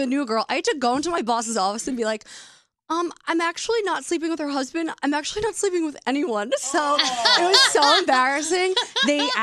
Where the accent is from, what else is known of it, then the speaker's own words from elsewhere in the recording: New Jersey, United States; I'm from Jersey